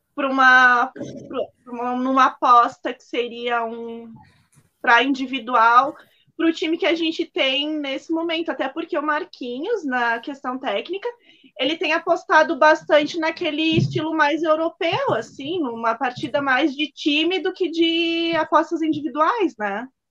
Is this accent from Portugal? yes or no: no; Farroupilha, Rio Grande do Sul, Brazil; sou aqui de Farroupilha, né, juventudista ali